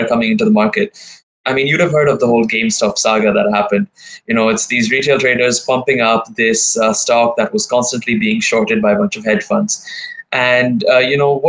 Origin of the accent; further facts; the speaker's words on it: Dubai, United Arab Emirates; also born or lived in India; I've born and brought up here.